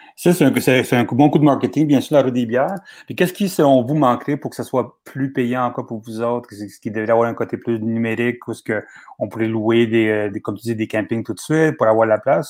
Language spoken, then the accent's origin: French; Laval, Quebec, Canada; Moi, je viens de Laval